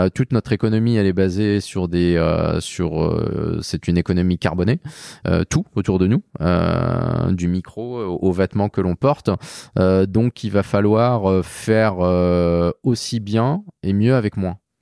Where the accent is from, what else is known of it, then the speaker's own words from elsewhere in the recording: Saint-Malo, Brittany, France; Je viens de Saint-Malo